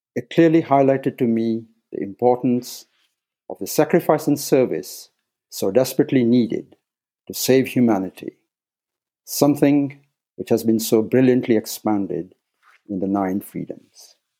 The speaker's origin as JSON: {"language": "English", "region": "Nairobi", "country": "Kenya", "tie": "born or raised there", "moved": "as an adult", "said": "I was born in Nairobi, Kenya, and spent the first 18 years in East Africa"}